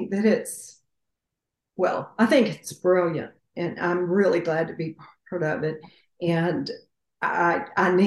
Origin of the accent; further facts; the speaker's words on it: the South, United States; I'm from the South